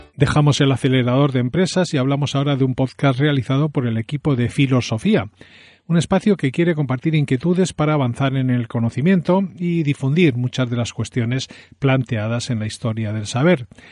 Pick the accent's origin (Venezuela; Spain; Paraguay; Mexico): Spain; Galicia; Soy gallego